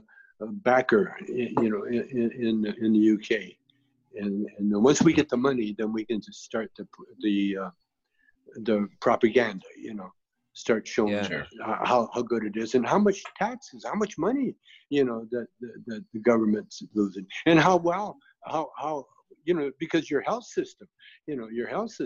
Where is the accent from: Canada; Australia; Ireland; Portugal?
Canada; I grew up in Canada, you know, kind of in the country